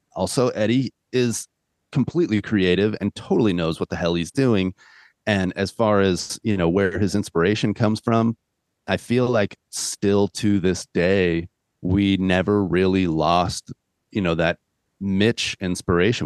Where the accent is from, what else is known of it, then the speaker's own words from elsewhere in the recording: California, United States; I'm from California